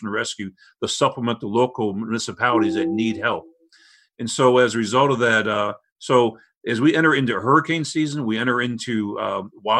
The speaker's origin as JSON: {"language": "English", "town": "St. Louis", "region": "Missouri", "country": "United States", "tie": "born or raised there", "said": "I grew up in South St. Louis"}